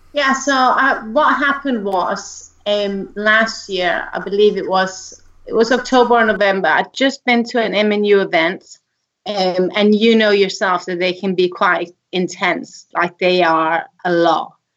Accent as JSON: {"language": "English", "country": "Denmark", "moved": "as an adult", "lives_now": "United Kingdom", "said": "originally from Denmark, which is why he mentioned the accent, I believe. But I think my accent is pretty subdued"}